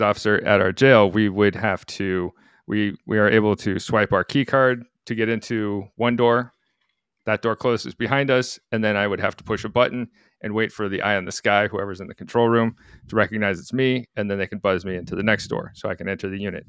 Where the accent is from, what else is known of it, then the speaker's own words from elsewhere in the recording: Anchorage, Alaska, United States; moved away; where I come from, my, my hometown of Anchorage